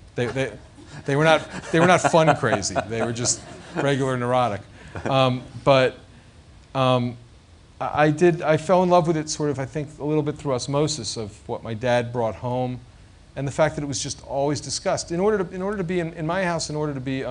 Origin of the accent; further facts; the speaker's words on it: United States; I grew up in the Washington suburbs